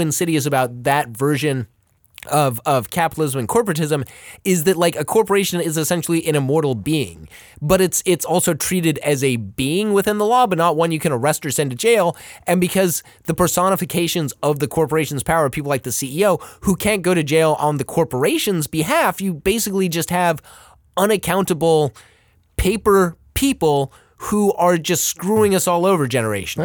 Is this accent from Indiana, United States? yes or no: no; Los Angeles, California, United States; moved away; I grew up in Pacific Palisades for a bit, and I remember going to the pier when I was younger in, like, the mid-eighties.